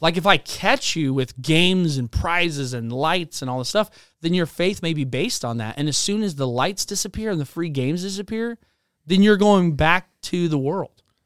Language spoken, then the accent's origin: English; Spokane, Washington, United States; also born or lived in the Carolinas; we moved across the United States from the Carolinas to Spokane, Washington